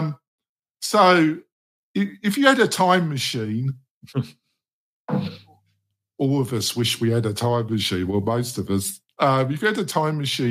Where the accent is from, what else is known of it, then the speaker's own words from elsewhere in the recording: England, United Kingdom; also born or lived in United States; obviously I'm English and American, I'm a joint citizen, but for most of my adult life, I was in England, so I see myself as British